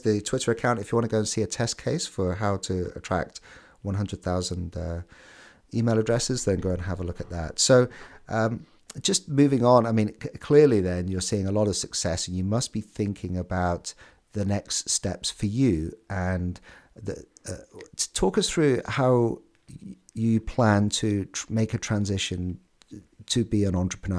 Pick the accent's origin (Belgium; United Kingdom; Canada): United Kingdom; I'm a Brit